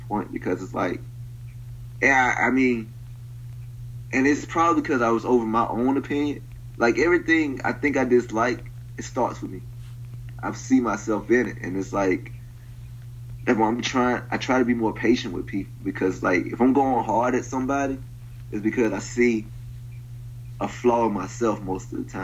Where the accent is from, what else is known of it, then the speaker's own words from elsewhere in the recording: Prichard, Alabama, United States; moved away; also born or lived in Mobile, Alabama; I'm from Pritchard